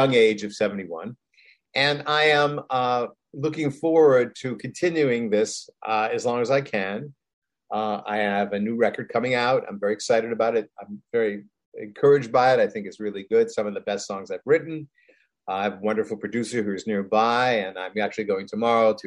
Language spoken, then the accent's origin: English; Rochester, New York, United States; being a American guy from Rochester, New York